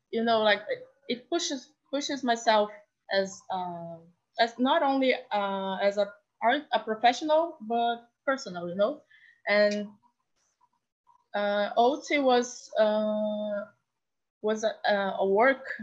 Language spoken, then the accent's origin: English; Rio de Janeiro, Brazil; I'm from Brazil, Rio de Janeiro, and I'm a, an artist, multimedia artist and designer